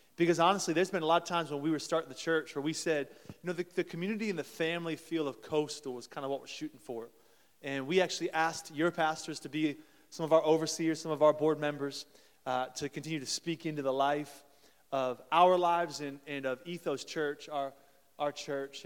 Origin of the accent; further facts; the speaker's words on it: Columbus, Ohio, United States; moved away; They're playing in Columbus, actually, today right now, my hometown